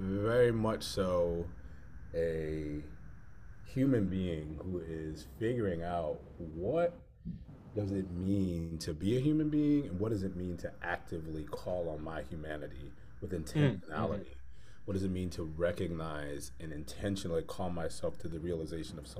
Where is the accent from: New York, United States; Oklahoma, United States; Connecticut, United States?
Connecticut, United States; Hartford; moved away as an adult; now in Philadelphia, United States; I'm born and raised in Hartford, Connecticut, and came to Philadelphia to go to school